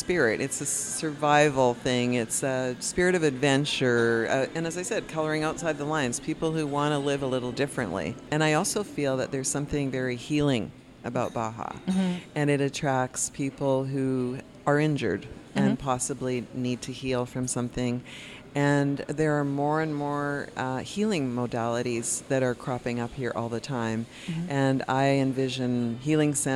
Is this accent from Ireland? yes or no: no; Canada; moved away as an adult; also born or lived in Vancouver; now in San Jose del Cabo, Mexico; my childhood growing up in Canada